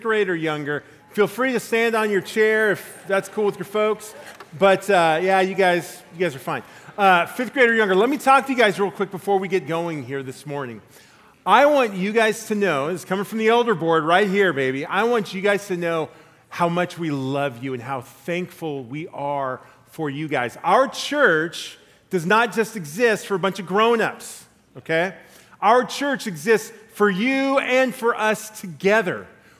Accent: La Mirada, California, United States; When I was in fourth grade, I rode my bike to the La Mirada Public Library in Southern California, where I'm from

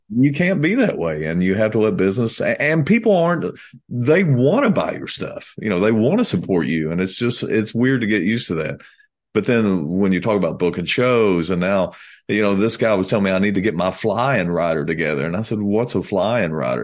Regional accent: United States; we're from America

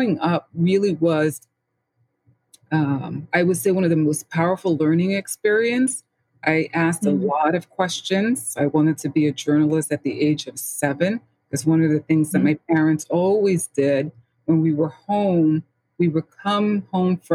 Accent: New York City, New York, United States; I was born and raised in the Bronx, St. Lawrence

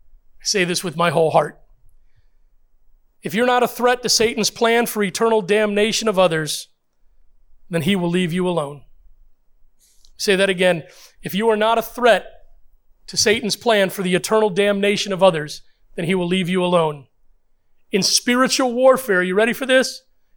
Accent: Puerto Rico; born there; First of all, I'm a minority. Secondly, I'm a Christian. Now, I was born in Puerto Rico, I think.

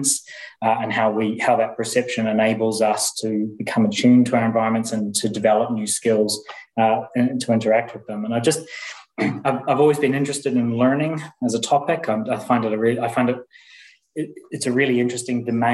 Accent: New Zealand; moved away as an adult; also born or lived in Indiana, United States / Aberdeen, United Kingdom / Warwick, United Kingdom; now in Leeds, United Kingdom; I'm from New Zealand originally, but I've been in the UK now since 2005.

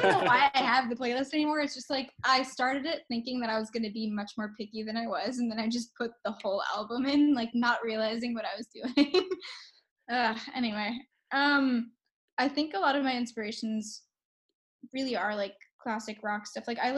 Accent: New York City, New York, United States; I'm from New York City.

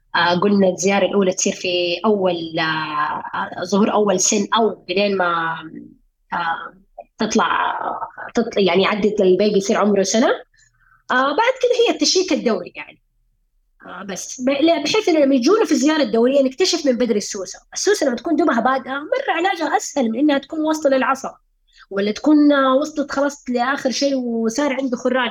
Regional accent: Saudi Arabia; إحنا عندنا في السعودية

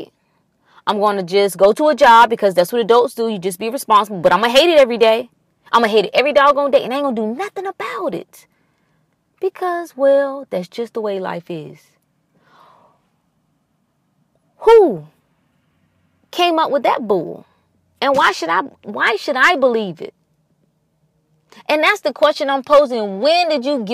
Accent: North Carolina, United States; I grew up in North Carolina, so, you know, and we were close to the Virginia border

